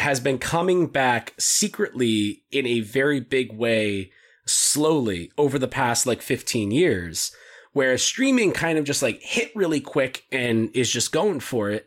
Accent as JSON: {"language": "English", "country": "United States", "said": "I'm an American"}